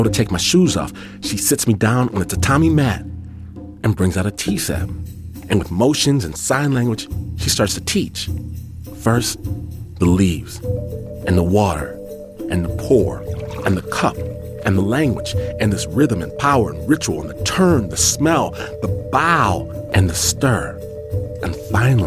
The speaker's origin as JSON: {"language": "English", "region": "Midwest", "country": "United States", "also_born_or_lived": "Michigan", "said": "I'm from the Midwest"}